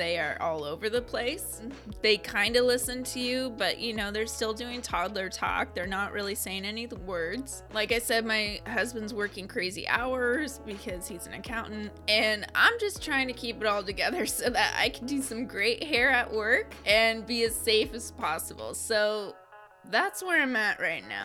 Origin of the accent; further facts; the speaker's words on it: Scappoose, Oregon, United States; also born or lived in Beaverton, Oregon; Scappoose, which was about 30 minutes away and also my hometown